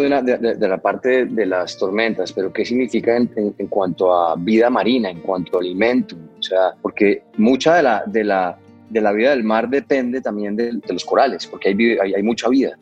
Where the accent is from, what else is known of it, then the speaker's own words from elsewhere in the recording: Cartagena, Bolívar, Colombia; Lugares donde yo crecí, eh, por ejemplo, en Colombia, en las Islas del Rosario, en Cartagena